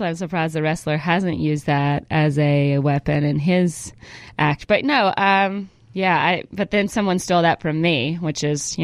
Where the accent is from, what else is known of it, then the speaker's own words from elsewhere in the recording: Georgia, United States; moved away; also born or lived in Northern California; I was born in Northern California and we moved to Georgia when I was 5